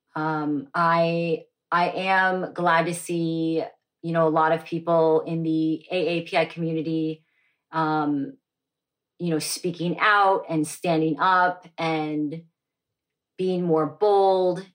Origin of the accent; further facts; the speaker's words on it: Dallas, Texas, United States; was born and raised in Dallas, Texas